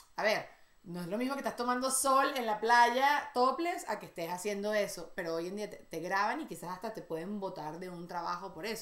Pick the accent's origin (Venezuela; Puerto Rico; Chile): Venezuela; moved away as an adult; also born or lived in United States; tengo 10 años sin vivir fuera de, fuera de Venezuela